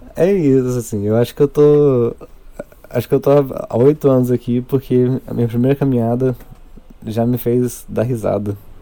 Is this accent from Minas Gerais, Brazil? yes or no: yes; Ervália, Minas Gerais, Brazil; moved away as an adult; now in Juiz de Fora, Brazil; quando eu era criança em Ervalha